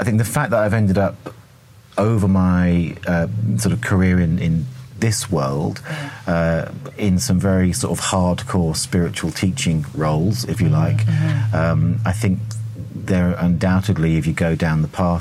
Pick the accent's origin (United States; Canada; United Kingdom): United Kingdom; England; accent: English; my English accent